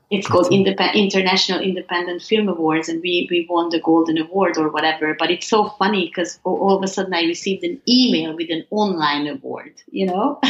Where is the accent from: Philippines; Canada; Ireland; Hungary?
Hungary; growing up in Hungary